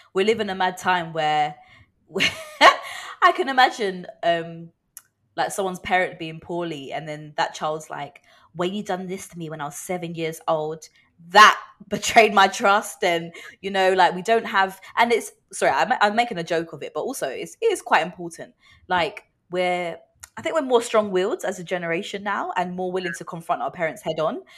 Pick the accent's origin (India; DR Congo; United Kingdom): United Kingdom; as British people